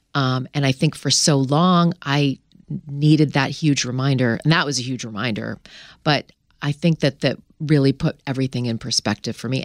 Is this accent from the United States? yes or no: no; Canada; I grew up in Canada